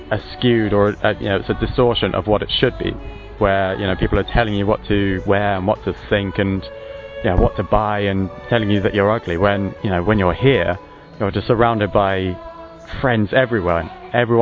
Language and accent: English; Chichester, South East England, United Kingdom; I come from Chichester, which is in the Arundel and Brighton